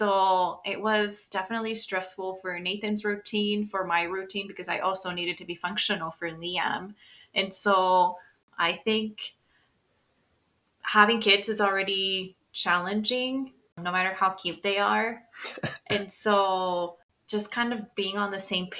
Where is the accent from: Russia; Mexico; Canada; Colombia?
Mexico; now in United States; I was born in the United States of America, but I grew up in Mexico